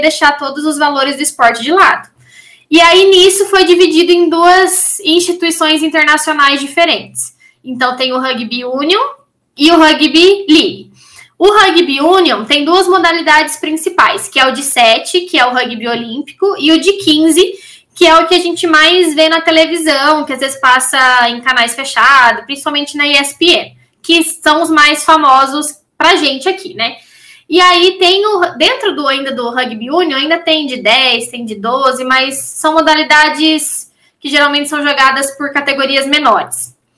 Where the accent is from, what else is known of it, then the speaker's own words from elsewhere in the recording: Maringá, Paraná, Brazil; natural de Maringá, Paraná